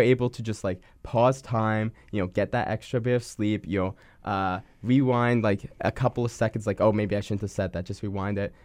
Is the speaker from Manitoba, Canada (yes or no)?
yes; Winnipeg, Manitoba, Canada; I was born here in Winnipeg